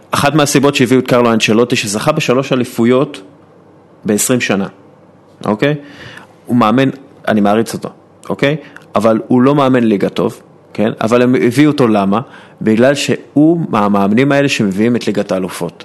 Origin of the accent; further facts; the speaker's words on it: Israel; אנחנו יודעים כישראלים